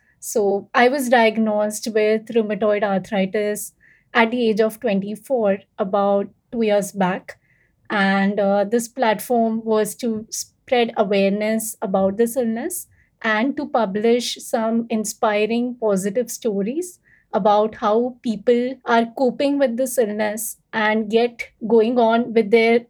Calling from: Mumbai, Maharashtra, India; So I'm tuning in from Mumbai, that's based in India.

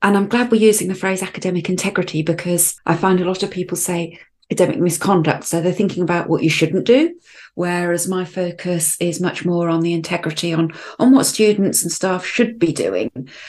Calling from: Arbroath, Scotland, United Kingdom; I'm joining us from Arbroath. That's on the east coast of Scotland, famous for its smokies, although being vegetarian, I've never actually tried one.

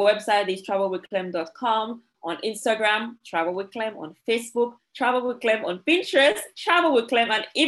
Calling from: Dominica; Yes, I am based in Dominica. That is the Commonwealth of Dominica.

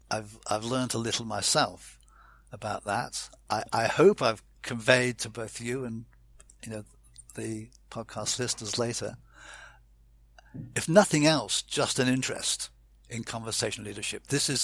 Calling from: Fleet, South East England, United Kingdom; I'm saying goodbye from Fleet in the Hampshire countryside.

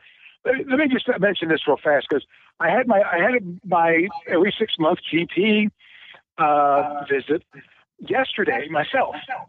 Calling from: Cincinnati, Ohio, United States; from Cincinnati.

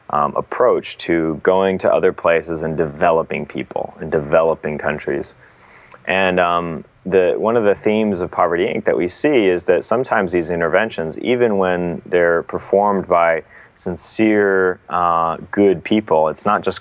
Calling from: Boston, Massachusetts, United States; I am skyping in from Boston, which is where I'm based.

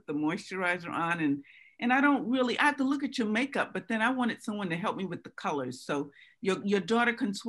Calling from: New Rochelle, New York, United States; I'm calling from New Rochelle.

